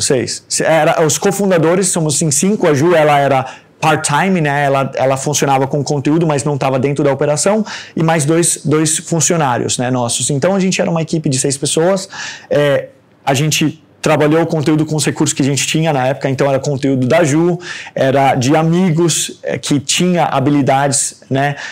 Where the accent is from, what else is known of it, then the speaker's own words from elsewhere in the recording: Denmark; moved away as an adult; also born or lived in Brazil; now in Santos, Brazil; Nasci no Brasil e fui embora com 4 anos é, para Dinamarca. Sou de uma família de dinamarqueses e noruegueses que construíram família no Brasil